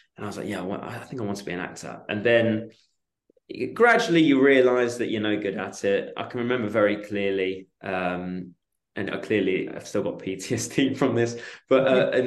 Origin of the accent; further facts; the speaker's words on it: Chigwell, East of England, United Kingdom; moved away as an adult; also born or lived in Portsmouth; I grew up in Essex, in Chigwell, in Essex